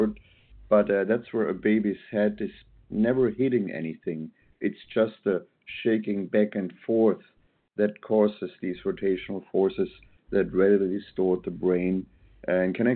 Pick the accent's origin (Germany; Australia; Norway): Germany; now in Portland, United States; I'm born and raised in Germany, always studied biomechanical engineering